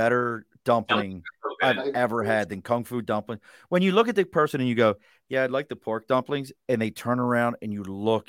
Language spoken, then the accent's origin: English; Baltimore, Maryland, United States; moved away; also born or lived in California / Yuma, Arizona; I grew up in Baltimore, bars close at 2 a.m.